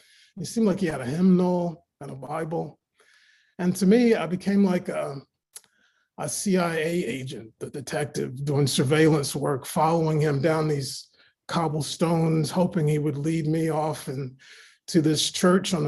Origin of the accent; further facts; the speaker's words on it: Raleigh, North Carolina, United States; I grew up in Raleigh, North Carolina, and my mom raised me to go to church every day.